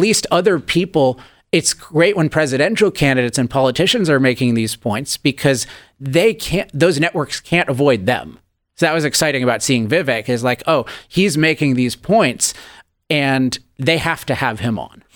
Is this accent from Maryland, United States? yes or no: yes; Chevy Chase, Maryland, United States; now in California, United States; As a kid, I grew up in Chevy Chase, Maryland